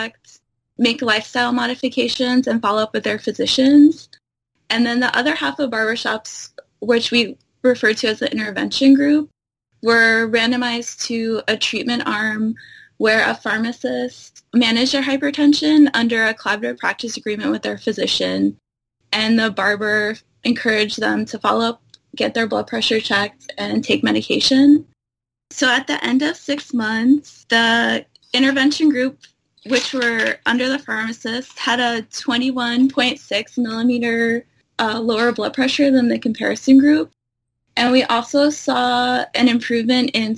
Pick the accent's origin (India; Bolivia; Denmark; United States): United States; New Jersey; moved away; also born or lived in Brooklyn; I'm originally from New Jersey